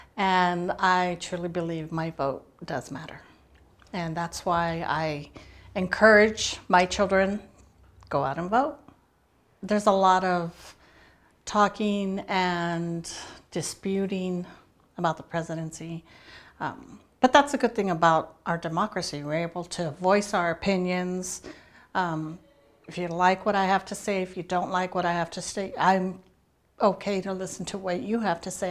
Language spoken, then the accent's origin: English; Tucson, Arizona, United States; I'm from Tucson, Arizona.